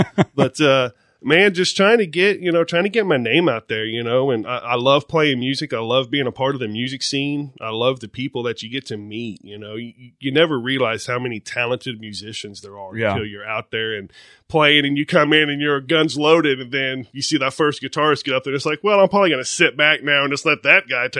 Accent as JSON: {"language": "English", "town": "McLoud", "region": "Oklahoma", "country": "United States", "tie": "born or raised there", "said": "Man, I'm from McLeod"}